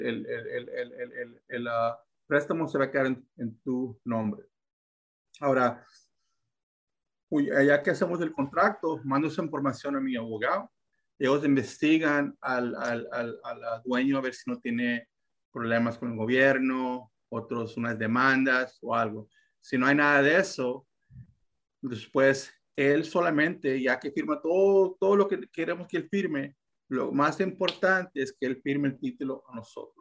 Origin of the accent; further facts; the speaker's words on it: Texas, United States; yo aquí soy de Texas, ah, mm. soy americano, ah, nací aquí, so, si mi español a veces es un poquito así